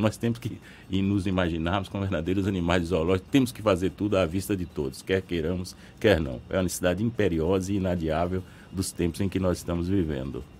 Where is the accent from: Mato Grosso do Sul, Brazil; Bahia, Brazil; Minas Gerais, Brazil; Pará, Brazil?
Bahia, Brazil; interior of; sou interiorano, conheço a realidade interiorana